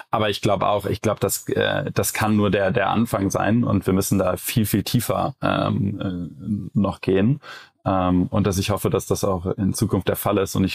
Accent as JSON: {"language": "German", "town": "Cologne", "region": "North Rhine-Westphalia", "country": "Germany", "said": "Äh, ich als Kölner sage ja auch immer, jeder Jack ist anders."}